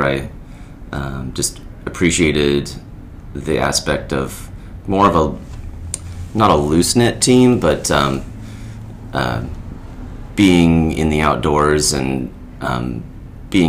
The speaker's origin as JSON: {"language": "English", "town": "Florence", "region": "Oregon", "country": "United States", "tie": "born or raised there", "also_born_or_lived": "Portland, Oregon", "said": "I was born and raised in Florence, Oregon, about an hour west of Eugene."}